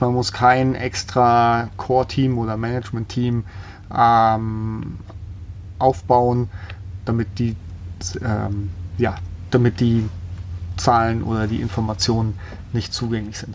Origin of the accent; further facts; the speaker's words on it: Germany; bei uns in Deutschland